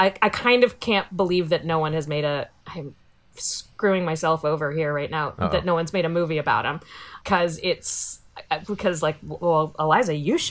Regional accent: Virginia, United States; I grew up in Virginia. I'm descended from Pocahontas.

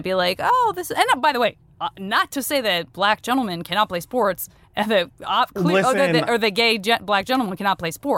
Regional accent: Tucson, Arizona, United States; I'm from Tucson. My city is like there.

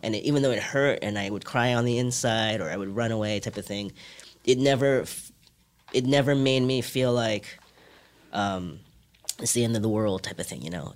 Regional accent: New York, United States; English is a second language; also born or lived in Hong Kong; I moved to New York when I was seven from Hong Kong

